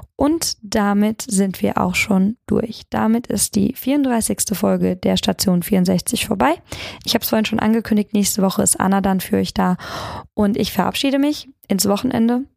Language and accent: German; Darmstadt, Hesse, Germany; bei uns in Darmstadt